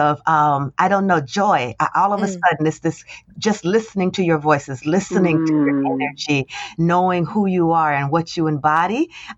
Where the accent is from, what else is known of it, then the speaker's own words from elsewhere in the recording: Trenton, New Jersey, United States; I grew up in Trenton, New Jersey. That's where I was born and raised